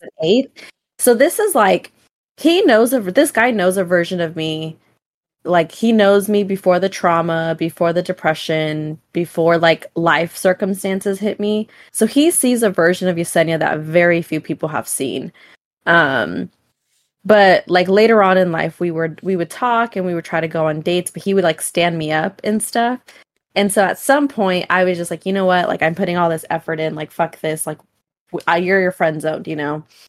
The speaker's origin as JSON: {"language": "English", "region": "California", "country": "United States", "said": "we're from California"}